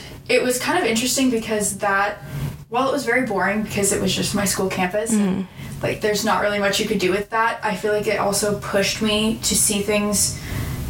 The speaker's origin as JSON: {"language": "English", "town": "San Diego", "region": "California", "country": "United States", "said": "I'm from San Diego, California"}